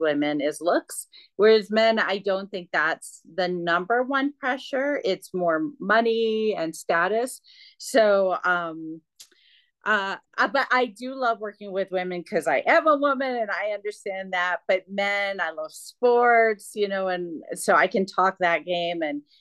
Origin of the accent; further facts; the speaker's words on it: Michigan, United States; I'm from Michigan.